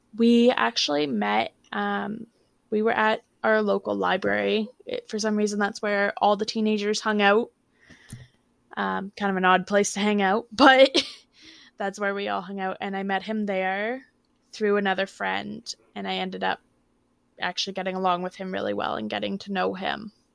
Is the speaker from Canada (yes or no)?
yes; Ontario, Canada; I'm from Ontario, Canada